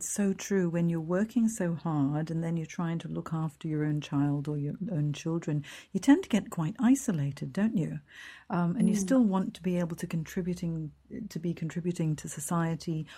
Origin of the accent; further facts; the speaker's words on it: Hong Kong; moved away; I'm from Hong Kong originally. I grew up there